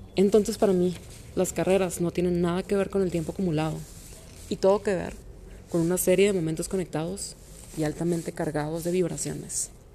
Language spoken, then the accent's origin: Spanish; Monterrey, Nuevo León, Mexico; soy de origen regiomontano